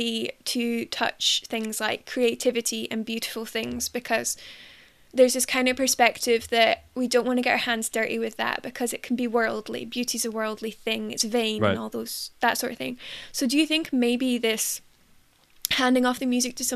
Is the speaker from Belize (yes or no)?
no; United Kingdom; I'm British